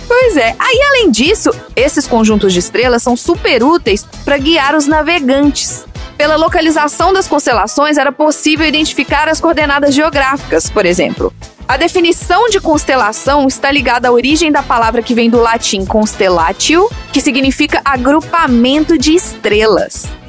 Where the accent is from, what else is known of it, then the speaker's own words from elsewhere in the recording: Minas Gerais, Brazil; como boa mineira que sou